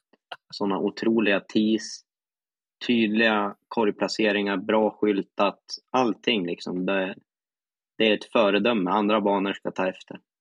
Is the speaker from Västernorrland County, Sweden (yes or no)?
yes; Västernorrland County, Sweden; Västernorrland är ju mitt län då